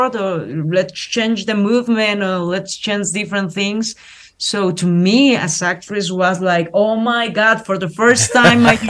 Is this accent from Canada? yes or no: no; Mexico; English is a second language; as woman, as Mexican, as Latin American woman